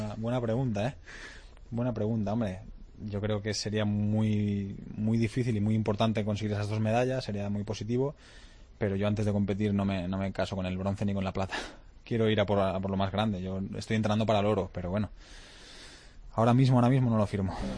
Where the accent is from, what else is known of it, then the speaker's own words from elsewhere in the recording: Lleida, Catalonia, Spain; Yo soy catalán, eh, me siento muy orgulloso de, ser catalán y quiero muchísimo a mi tierra, a Lleida, a Cataluña